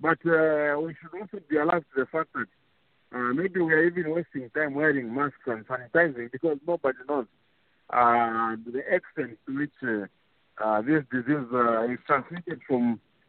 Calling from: Kitwe, Copperbelt Province, Zambia; I'm calling from Kitwe, and I was at Sokone Market.

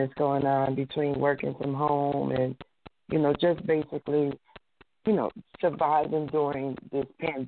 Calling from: New Jersey, United States; I'm calling from New Jersey.

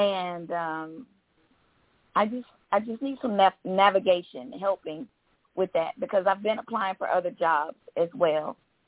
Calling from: Georgia, United States; from Georgia.

